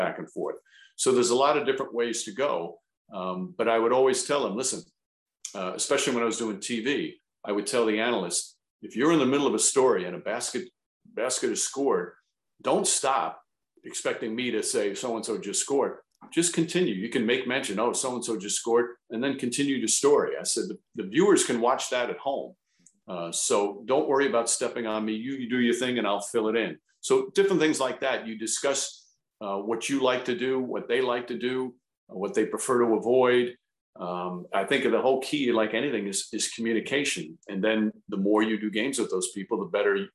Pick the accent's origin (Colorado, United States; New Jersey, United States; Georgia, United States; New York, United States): New York, United States; Yonkers; My mother still lives in the house that I grew up in Yonkers